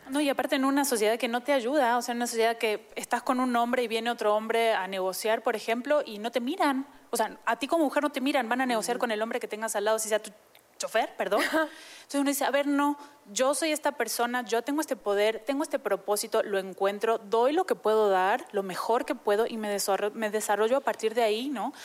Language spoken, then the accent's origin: Spanish; Argentina; moved away; yo soy argentina, ¿no? Hace muchos años vivo aquí, entonces ya soy adoptada